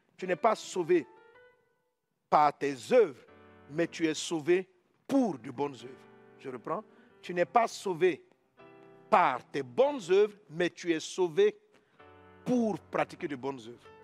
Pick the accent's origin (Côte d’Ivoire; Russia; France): Côte d’Ivoire; je suis ivoirien. En tant qu'Ivoirien, je dois vivre sur le territoire